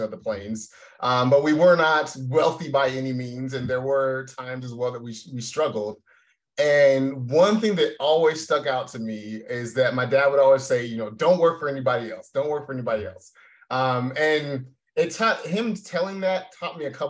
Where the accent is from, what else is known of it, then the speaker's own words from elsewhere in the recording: Tacoma, Washington, United States; moved away; I'm originally born and raised in Tacoma, Washington. So about 30 minutes south of Seattle